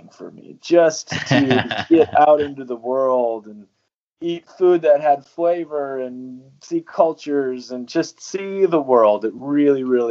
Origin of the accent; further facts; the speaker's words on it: North Dakota, United States; I grew up in North Dakota, which is in the Central Plains in the very northern part of the United States.